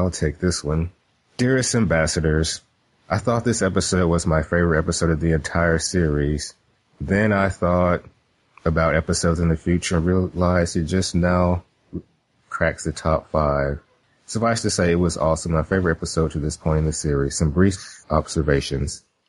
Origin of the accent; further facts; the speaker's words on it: Kentucky, United States; but I'm originally from Kentucky and a male nurse